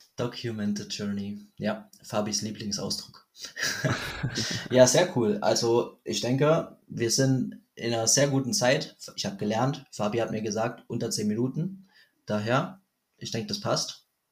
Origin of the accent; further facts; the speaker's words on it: Germany; ich bin aus Deutschland